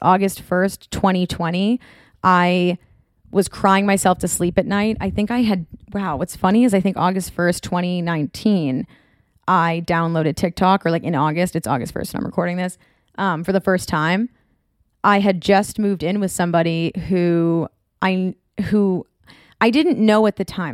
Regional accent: North Shore of Massachusetts, United States; moved away as an adult; now in Orange County, United States; I'm from the North Shore of Massachusetts

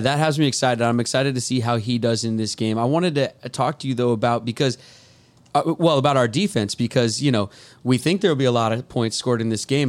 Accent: Edmonds, Washington, United States; I'm from Edmonds, Washington

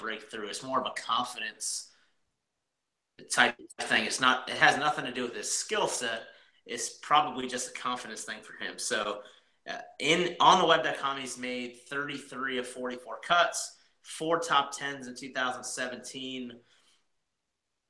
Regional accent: Maryland, United States; now in Virginia, United States; I grew up in Maryland, I live in Virginia

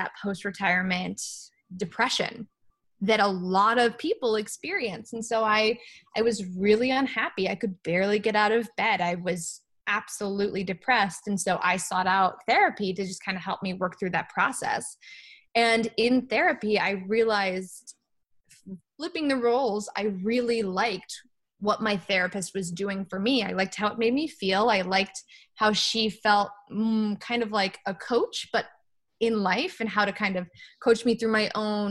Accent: East Coast, United States; also born or lived in Los Angeles, United States; now in Boston, United States; I grew up on the East Coast, and literally packed my bags and moved to Boston

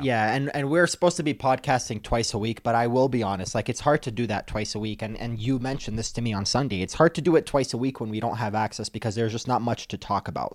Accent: Detroit, Michigan, United States; moved away as an adult; now in Denver, United States; I'm from Detroit. That's where I learned the ropes

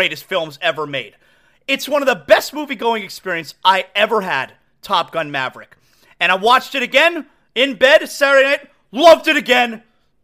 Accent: Aventura, Florida, United States; I grew up in Aventura

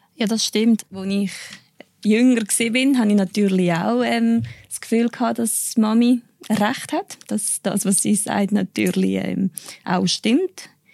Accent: Cuba; Ich bin in Kuba geboren, bin auch dort aufgewachsen, ja, als Einzelkind

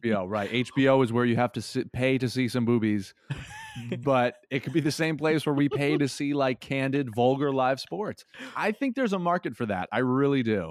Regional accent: Massachusetts, United States; moved away as an adult; also born or lived in Phoenix, Arizona; I am moving to Phoenix, Arizona from my hometown of Massachusetts

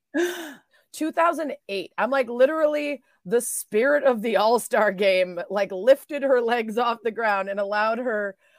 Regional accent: next to Highland Park, Illinois, United States; Highland Park, which is right next to where I grew up

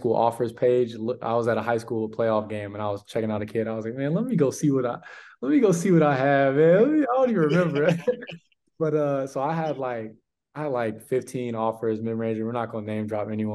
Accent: Charlotte, North Carolina, United States; moved away as an adult; also born or lived in Connecticut; being from Charlotte, the South

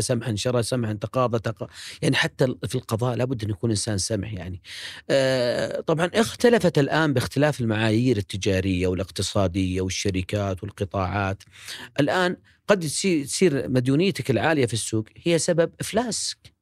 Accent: Riyadh, Riyadh Province, Saudi Arabia; مواليد ومسقط رأسي هو الشميسي أم سليم الرياض

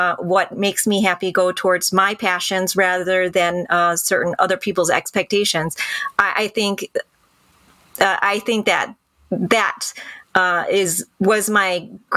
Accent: Birmingham, Michigan, United States; I went to Birmingham schools. I grew up in the Birmingham School Public District

